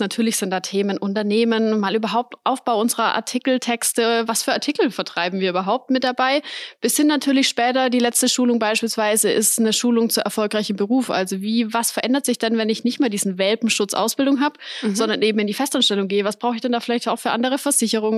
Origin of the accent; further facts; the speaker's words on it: Weikersheim, Baden-Württemberg, Germany; ich bin in Weigersheim aufgewachsen, lebe dort bis heute